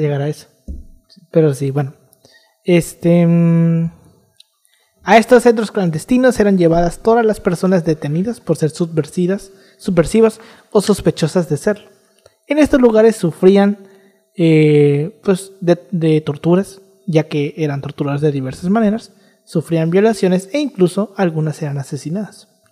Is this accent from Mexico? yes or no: yes; Mexico